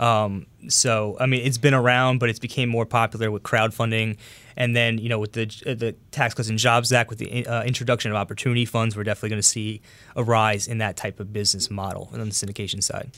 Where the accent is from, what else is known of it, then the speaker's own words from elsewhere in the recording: Long Island, New York, United States; also born or lived in Astoria, Queens; I was born and raised on Long Island in New York.